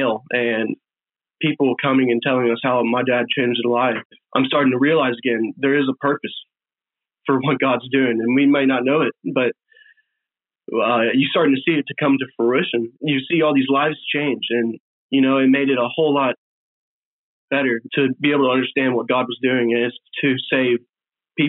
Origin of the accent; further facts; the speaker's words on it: Virginia Beach, Virginia, United States; we grew up in Virginia Beach